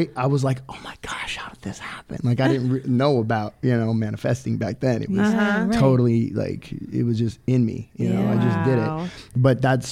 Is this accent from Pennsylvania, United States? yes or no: no; Orange County, California, United States; I was 10 years old. I got Baywatch. I had a single mom. I was from Orange County